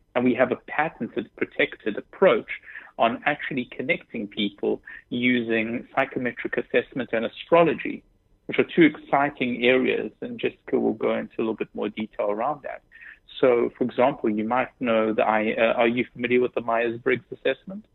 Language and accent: English; South Africa; moved away as an adult; also born or lived in Israel; now in New York, United States; Born in Israel, grew up in South Africa, and moved to the United States about six years ago